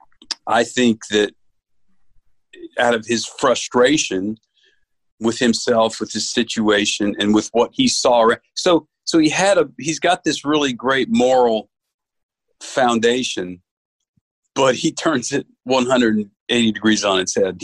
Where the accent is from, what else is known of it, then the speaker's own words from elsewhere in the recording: New York, United States; I grew up Catholic up in New York